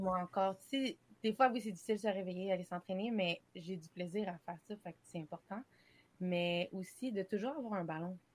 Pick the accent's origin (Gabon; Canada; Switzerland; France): Canada; je suis canadienne